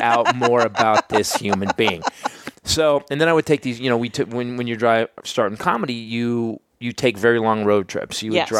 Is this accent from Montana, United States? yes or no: no; Bay Area, Northern California, United States; Northern California, but in the Bay Area, lower Bay Area, Hayward, Newark, Fremont, the Crystal Meth Triangle.